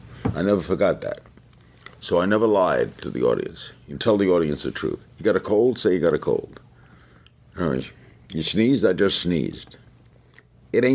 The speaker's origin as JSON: {"language": "English", "town": "Brooklyn", "region": "New York", "country": "United States", "said": "That's the first time I've ever said that. I've just been given that name. I'm a kid from Brooklyn who always wanted to be in radio."}